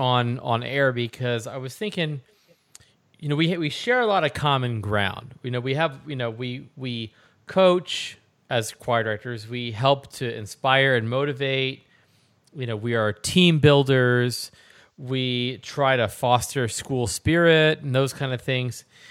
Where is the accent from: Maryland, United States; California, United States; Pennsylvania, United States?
Pennsylvania, United States; moved away; also born or lived in New Jersey; I am from Pennsylvania, graduating class of 915 students